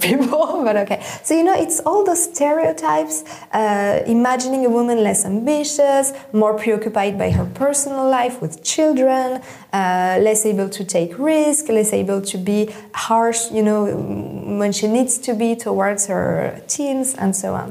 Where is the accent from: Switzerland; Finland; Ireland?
Switzerland; I grew up in Switzerland